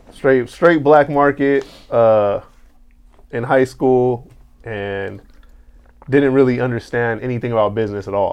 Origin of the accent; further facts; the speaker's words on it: Carson, California, United States; I'm from Carson